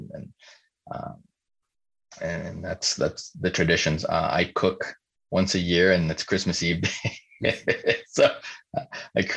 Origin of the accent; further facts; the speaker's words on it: Mexico; moved away; I grew up in Mexico.